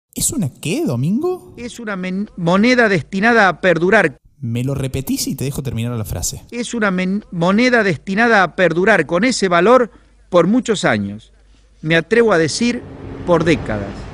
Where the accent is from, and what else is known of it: Argentina